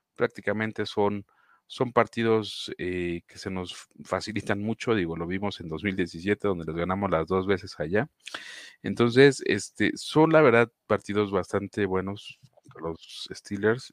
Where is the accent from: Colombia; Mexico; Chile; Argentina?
Mexico; uno como fanático mexicano de los Jacksonville Jaguars